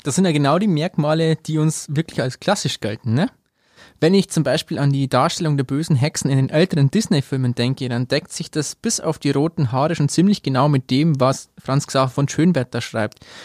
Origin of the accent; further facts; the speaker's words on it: Amberg, Bavaria, Germany; Ich komme aus Amberg